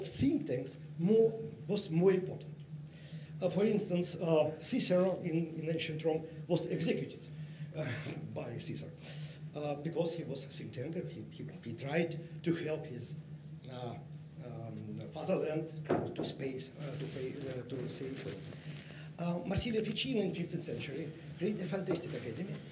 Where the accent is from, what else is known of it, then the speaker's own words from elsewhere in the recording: Russia; I'm from Russia.